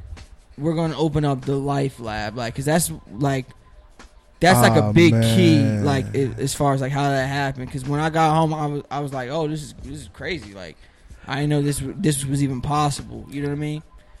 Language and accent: English; Newark, New Jersey, United States; also born or lived in Maryland; I'm from Newark, but those years I was not in the city at all.